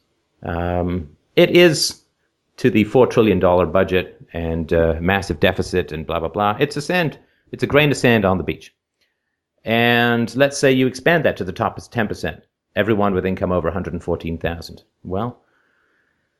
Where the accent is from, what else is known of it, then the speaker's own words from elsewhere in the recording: Canada; I'm from Canada